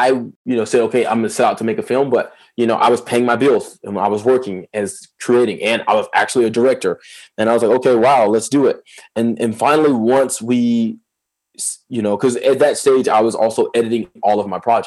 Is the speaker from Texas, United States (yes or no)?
no; Atlanta, Georgia, United States; I'm from Lakewood, Atlanta.